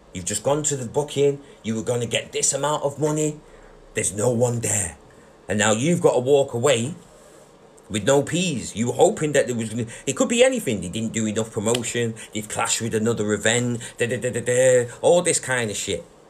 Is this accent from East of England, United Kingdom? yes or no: no; Manchester, North West England, United Kingdom; We're from Manchester.